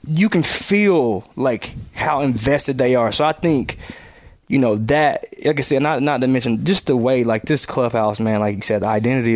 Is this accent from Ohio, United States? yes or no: no; North Carolina, United States; moved away; I grew up in North Carolina, so it was WGN, it was the Cubs and the Braves